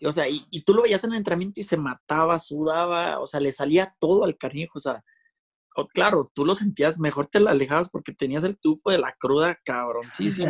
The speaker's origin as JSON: {"language": "Spanish", "country": "Mexico", "said": "así somos los mexicanos"}